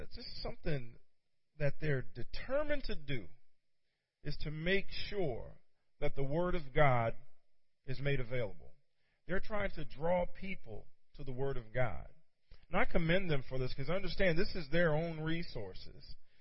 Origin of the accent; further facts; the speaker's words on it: Virginia, United States; moved away; also born or lived in Pittsburgh; I'm from Virginia originally. We went home this past weekend